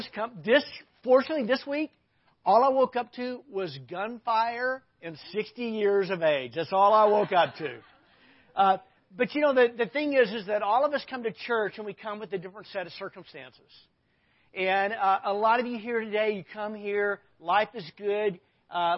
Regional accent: Arkansas, United States; I grew up in Arkansas.

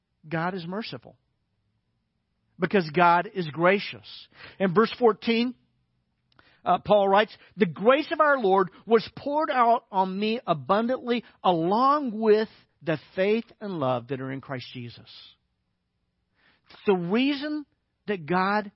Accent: Little Rock, Arkansas, United States; moved away; I grew up in Little Rock, Arkansas

